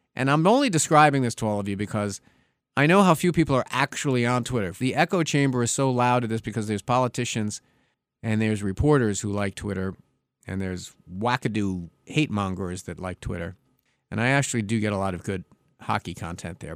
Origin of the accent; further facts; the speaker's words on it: New York, United States; my home state of New York